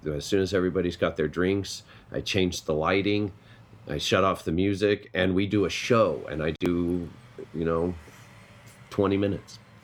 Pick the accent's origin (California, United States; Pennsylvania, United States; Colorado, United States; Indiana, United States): Colorado, United States; I'm from Colorado